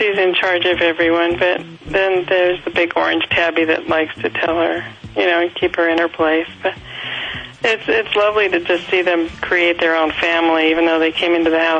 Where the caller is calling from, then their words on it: Tujunga, California, United States; I'm calling from Tahunga.